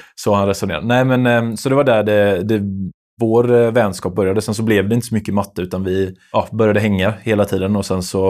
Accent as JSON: {"language": "Swedish", "town": "Lerum", "region": "Västra Götaland", "country": "Sweden", "said": "vi är från Lerum då, eh, båda två"}